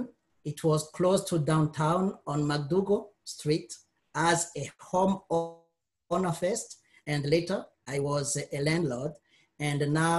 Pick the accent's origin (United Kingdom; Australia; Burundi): Burundi; moved away as an adult; also born or lived in Quebec, Canada; now in Windsor, Canada; I was born and raised in Burundi, Africa